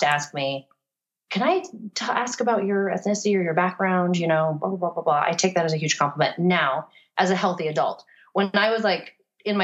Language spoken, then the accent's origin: English; Florida, United States; moved away; also born or lived in Virginia; when I grew up in Florida